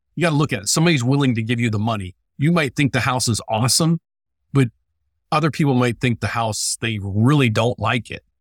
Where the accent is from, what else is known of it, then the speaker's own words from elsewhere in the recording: West Virginia, United States; moved away; also born or lived in Illinois; I'm from West Virginia